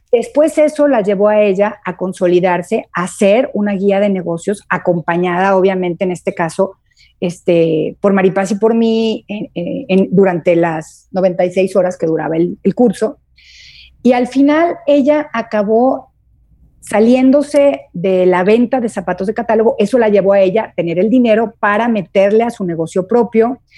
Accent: Guadalajara, Jalisco, Mexico; also born or lived in Durango / Torreón; now in Puebla, Mexico; Mole de panza aquí en Puebla, yo como vengo de Guadalajara y de, Durango y de Torreón, no sabía lo que era, pero no es otra cosa más que menudo.

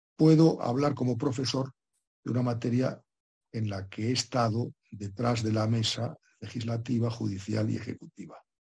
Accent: Spain; en mi país, que en España

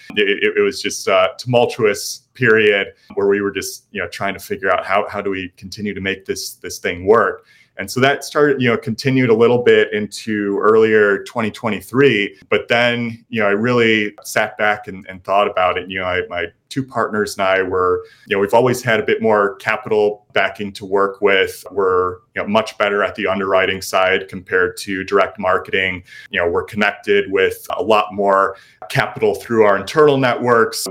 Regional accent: Libertyville, Illinois, United States; moved away as an adult; now in Austin, United States; lived here for the past five years, but originally from north of Chicago

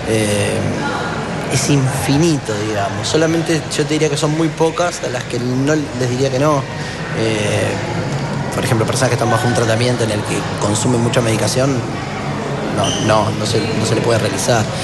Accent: Buenos Aires, Argentina; born there; como decía la presentación, yo nací en Buenos Aires.

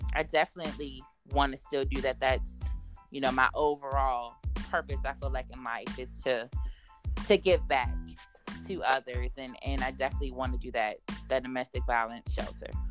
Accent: Richmond, Virginia, United States; I am born and raised in the Richmond area

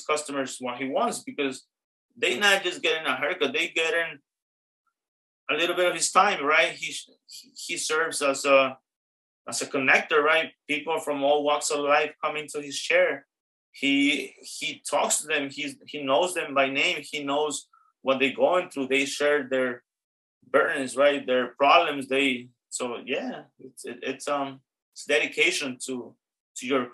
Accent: New York City, New York, United States; also born or lived in Astoria, Queens; I love the Bronx for sure. That's my hometown, that's where I live.

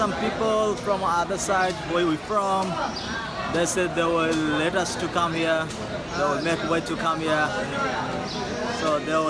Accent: Feni, Chittagong Division, Bangladesh; English is a second language; moved away as an adult; I'm from Bangladesh. My home district is Feni. I'm from Feni

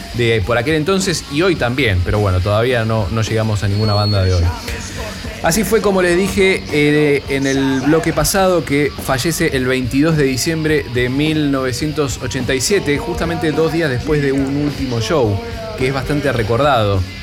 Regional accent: Argentina

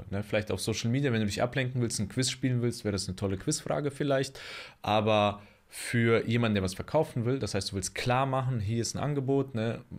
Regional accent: Bonn, North Rhine-Westphalia, Germany; born there; aber ich bin in Bonn geboren, ah. also der Beethovenstadt.

